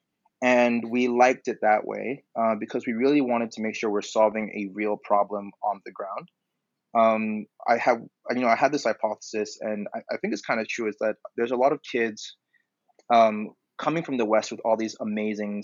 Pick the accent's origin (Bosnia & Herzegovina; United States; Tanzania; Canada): Tanzania; moved away as an adult; I'm from Tanzania